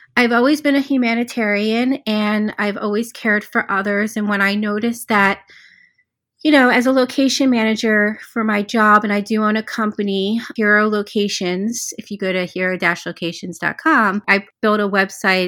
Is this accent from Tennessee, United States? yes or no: no; Cherry Hill, New Jersey, United States; moved away; I was born and raised in Cherry Hill, New Jersey